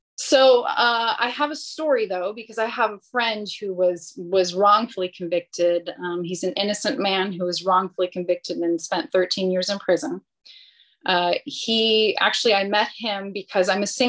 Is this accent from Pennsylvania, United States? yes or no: no; Northern California, United States; moved away as an adult; now in Riverside County, United States; I'm originally from Northern California